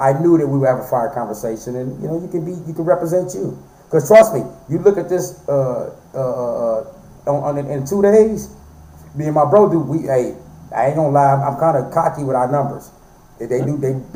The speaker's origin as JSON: {"language": "English", "town": "Flint", "region": "Michigan", "country": "United States", "moved": "as an adult", "said": "I'm from Flint, Michigan. You know, I moved here 5 years ago"}